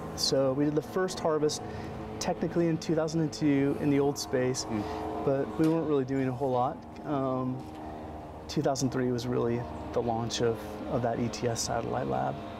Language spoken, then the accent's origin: English; Colorado, United States; moved away as an adult; also born or lived in Portland, Oregon; I grew up in Colorado